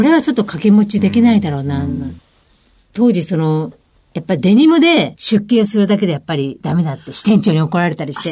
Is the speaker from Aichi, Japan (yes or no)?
no; Mie, Japan; moved away as an adult; also born or lived in Tokyo; 三重県出身なんですけども